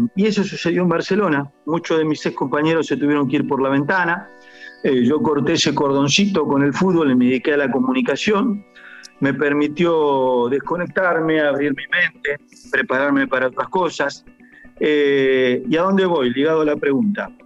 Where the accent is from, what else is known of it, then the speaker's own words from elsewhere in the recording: western Buenos Aires, Argentina; moved away as an adult; also born or lived in Guayaquil, Ecuador; now in Ecuador; nosotros somos del oeste de Buenos Aires